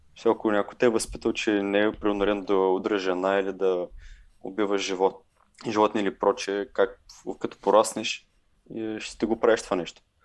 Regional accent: Bulgaria; ние като българи

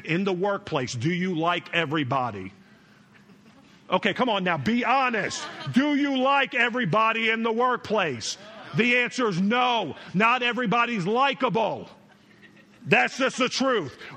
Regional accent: New York, United States; born there; also born or lived in North Carolina; now in Chicago, United States; I was born in New York, but for years I was down south, living my life in North Kakalaki. That's right, North Carolina.

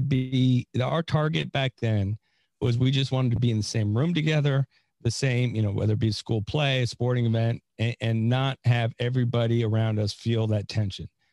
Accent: San Francisco, California, United States; now in Florida, United States; I'm from California, uh, but I also made a mis- not a mistake because I we went to a great school, but uh, yeah, I was born in San Francisco

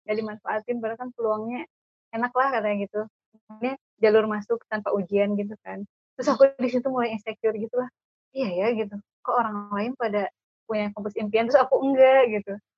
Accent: Bandung, West Java, Indonesia; dari perkenalan aja mungkin uh, udah ketahuan ya. Uh, aku dari Bandung.

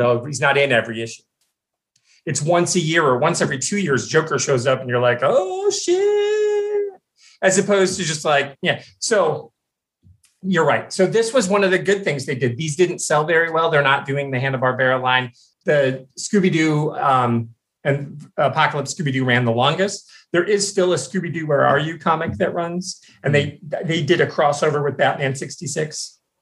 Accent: near Chicago, Southwest Michigan, United States; I grew up near Chicago in Southwest Michigan, like across the lake

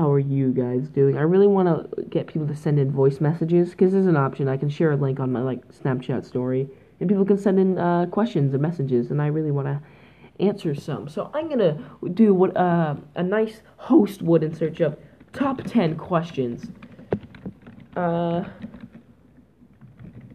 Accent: Canada; I'm Canadian

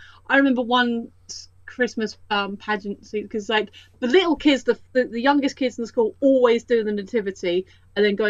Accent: United Kingdom; Where I live is about 20 minutes north of London.

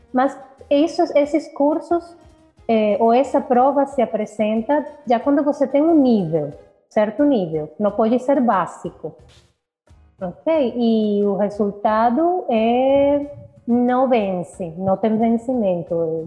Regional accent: Caracas, Capital District, Venezuela; Portuguese is a second language; eu nasci na Venezuela, em Caracas, eu sou caraquenha

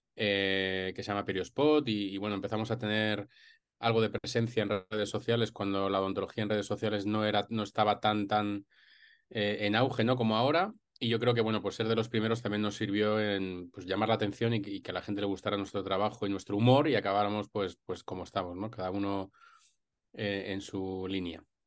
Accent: Madrid, Community of Madrid, Spain; yo soy de Madrid y estudié aquí odontología hace ya casi 20 años

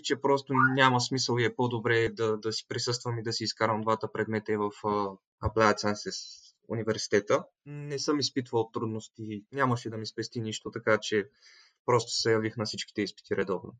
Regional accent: Veliko Tarnovo, Veliko Tarnovo Province, Bulgaria; moved away as an adult; now in Netherlands; от Велико Търново съм, на 21 години. В момента студент в Холандия

